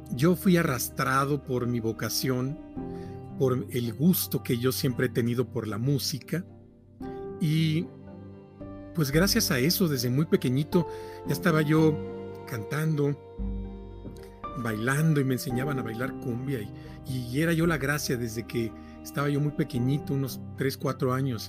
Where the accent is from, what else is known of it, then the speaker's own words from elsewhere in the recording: Poza Rica, Veracruz, Mexico; also born or lived in Agua Dulce, Veracruz / Mexico City; Yo soy de Poza Rica, del, norte de Veracruz